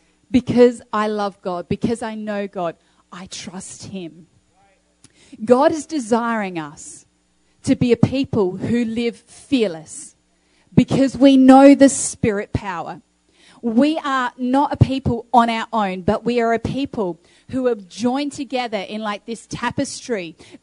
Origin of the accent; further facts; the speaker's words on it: Australia; moved away; also born or lived in Uganda / Kenya; You know, I grew up in Australia for a number of years, but then my family moved as missionaries over to Uganda and Kenya.